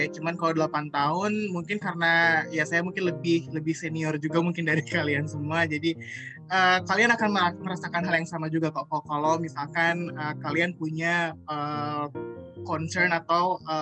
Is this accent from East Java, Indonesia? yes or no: no; Bandung, West Java, Indonesia; saya uh, besar di Bandung dan di Bandung itu sempat ada uh, tahun 2005 dulu waktu saya masih SMA